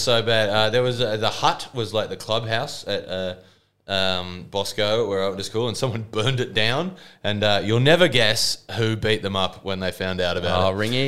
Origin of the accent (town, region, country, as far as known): Engadine, New South Wales, Australia; born or raised there